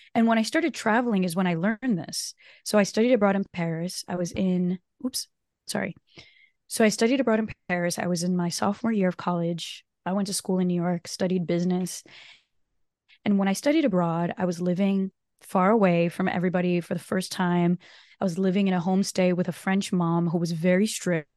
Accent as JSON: {"language": "English", "country": "Brazil", "tie": "born or raised there", "first_language": "Portuguese", "second_language": "English", "moved": "yes", "said": "Portuguese is actually my native tongue. So I was born in, in Brazil"}